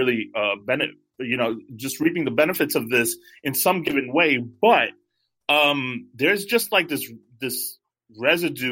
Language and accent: English; New York, United States; I'm from the East Coast, so I'm from New York